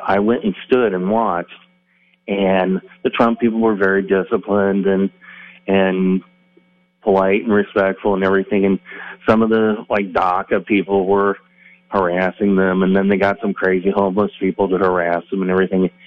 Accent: Phoenix, Arizona, United States; now in Tucson, United States; I'm from Phoenix

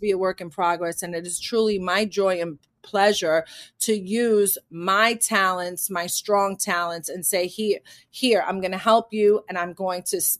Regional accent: Manhattan, New York, United States; born there; I was born in Manhattan, so it doesn't matter that I was born in what you know in a poor neighborhood in Manhattan

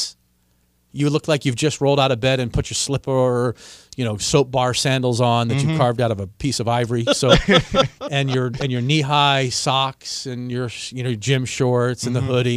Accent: United States; I'm an American

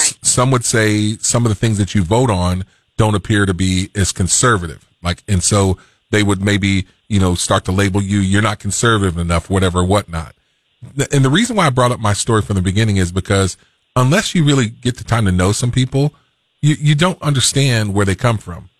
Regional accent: Fort Pierce, Florida, United States; I'm from the South. I was born in Fort Pierce, Florida

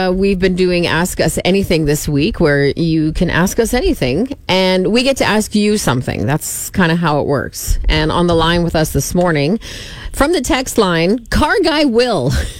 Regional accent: Saskatchewan, Canada; I am from Saskatchewan

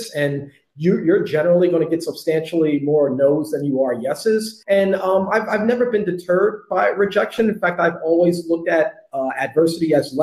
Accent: New York City, New York, United States; I'm a kid from the Bronx who grew up on hip hop

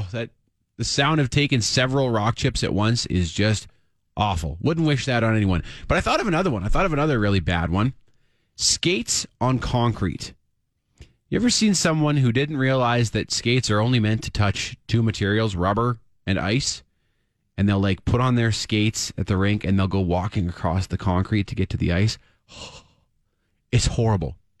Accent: Canada; as a Canadian

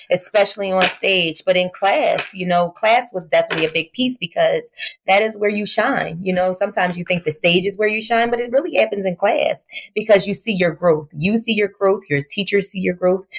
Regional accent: Philadelphia, Pennsylvania, United States; Yes, I am from Philadelphia, West Philadelphia, born and raised.

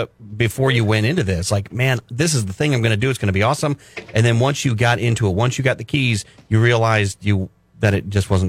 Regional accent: Los Osos, California, United States; I grew up in Los Osos, went to Morro Bay High School

